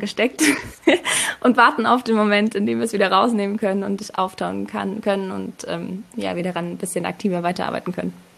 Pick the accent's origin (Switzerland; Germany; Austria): Germany; moved away as an adult; now in Mexico; Also ich bin in Deutschland geboren, mein Papa ist aus Argentinien und ich bin, jetzt seit zwei Jahren in Mexiko